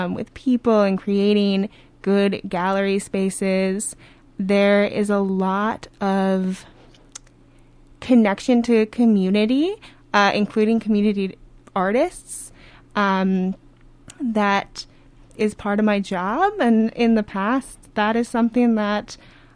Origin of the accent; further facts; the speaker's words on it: Minneapolis, Minnesota, United States; also born or lived in New Hampshire; I grew up in Minnesota in the cities